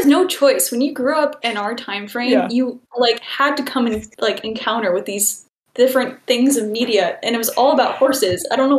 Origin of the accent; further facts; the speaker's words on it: Midwest, United States; And I think part of it, too, growing up in the Midwest and by a bunch of farms, you can't help but have just the slightest bit of soft side for country core vibes, you know?